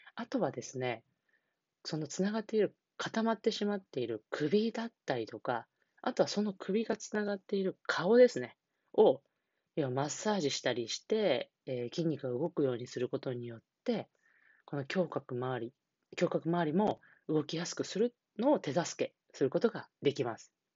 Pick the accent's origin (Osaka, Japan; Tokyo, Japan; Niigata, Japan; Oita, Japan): Niigata, Japan; moved away; 新潟県の地元、新潟県の方で、えー、来ているんですが